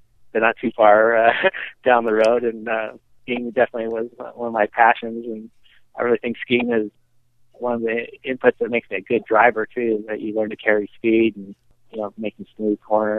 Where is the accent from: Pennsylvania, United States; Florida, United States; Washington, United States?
Washington, United States; Tacoma; moved away as an adult; also born or lived in Salt Lake City, Utah / Bend, Oregon; I was born in Tacoma, Washington in 1960, and my father was a sixth grade school teacher, and my mom was a nurse